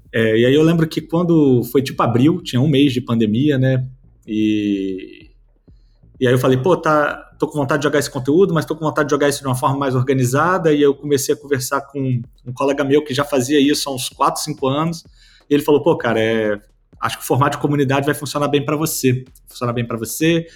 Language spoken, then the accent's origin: Portuguese; Vitória, Espírito Santo, Brazil; eu sou de Vitória, no Espírito Santo